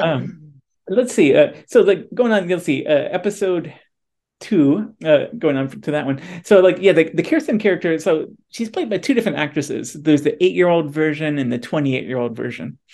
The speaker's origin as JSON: {"language": "English", "region": "Midwest", "country": "United States", "said": "we're both from the Midwest"}